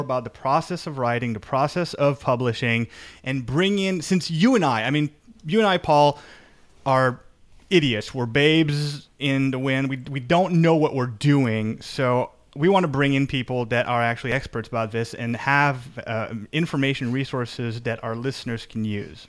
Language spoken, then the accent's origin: English; Canada; I'm Canadian